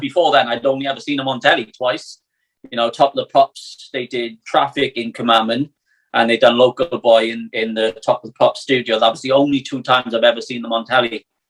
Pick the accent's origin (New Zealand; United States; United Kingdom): United Kingdom; Wales